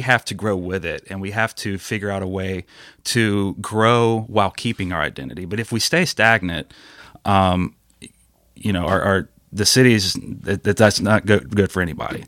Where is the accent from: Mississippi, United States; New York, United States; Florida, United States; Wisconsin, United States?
Mississippi, United States; Ocean Springs; I'm from Ocean Springs